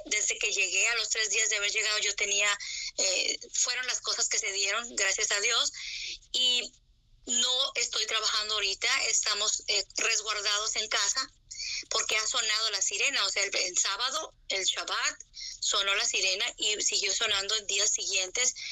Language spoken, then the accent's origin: Spanish; Sonora, Mexico; also born or lived in United States; now in Jerusalem, Israel; yo nací en Sonora.